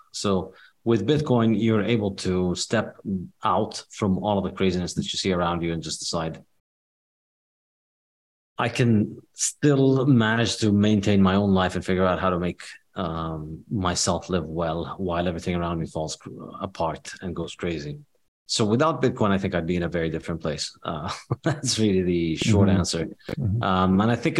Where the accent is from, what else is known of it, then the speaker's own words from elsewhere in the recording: West Bank, Palestine; also born or lived in Saudi Arabia / Rio de Janeiro, Brazil / Jordan; So I was born in the West Bank in Palestine. And then as a kid, I lived for a few years in Saudi Arabia, for about 6 years in Saudi Arabia. And then we lived for 2 years in Brazil, in Rio de Janeiro.